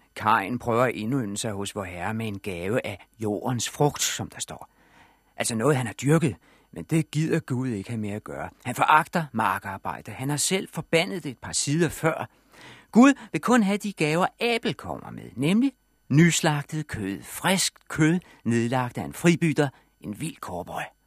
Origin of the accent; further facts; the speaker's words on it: Denmark; vi danskere